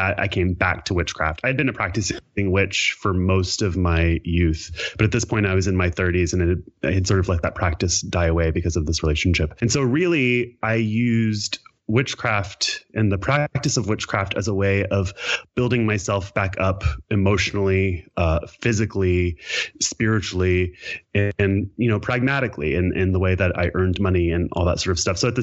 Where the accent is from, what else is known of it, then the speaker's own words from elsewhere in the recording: Kentucky, United States; now in California, United States; I'm from Kentucky originally